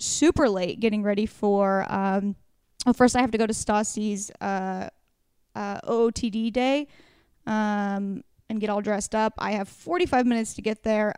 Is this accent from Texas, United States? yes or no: no; Warrenton, Oregon, United States; moved away; It's where I grew up in Warrenton